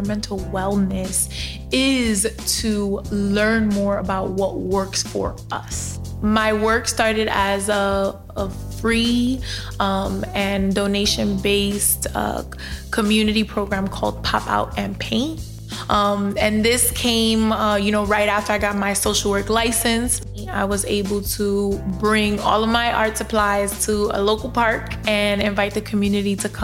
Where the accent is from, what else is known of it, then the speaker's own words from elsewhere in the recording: New York City, New York, United States; I am a South Bronx native of Dominican descent